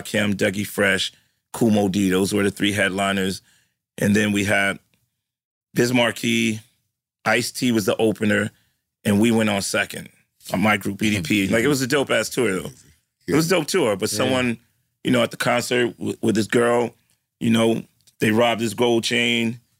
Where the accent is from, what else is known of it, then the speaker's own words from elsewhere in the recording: New York City, New York, United States; I'm from the Bronx